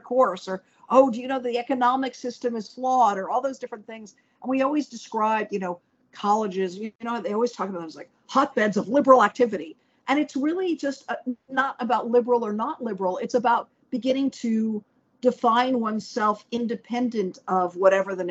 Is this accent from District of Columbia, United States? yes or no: yes; Washington, District of Columbia, United States; I grew up in Washington, D.C.